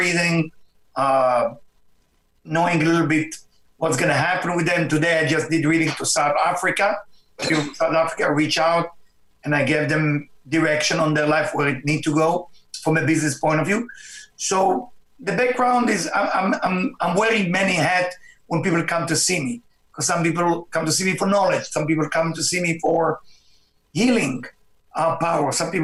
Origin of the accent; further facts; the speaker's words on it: Israel; my background is I was born in Israel, and to a family which is, of course, Jewish family